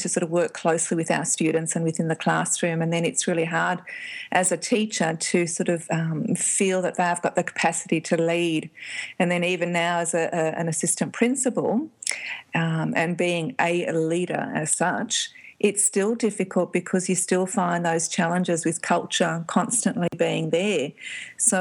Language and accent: English; Melbourne, Victoria, Australia; I'm from Melbourne